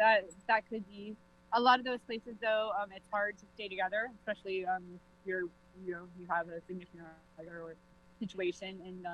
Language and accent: English; Georgia, United States; moved away as an adult; now in New Haven, United States; I'm originally from Georgia. I came here because my husband's father is ill and his family is here. And we've kind of made a home here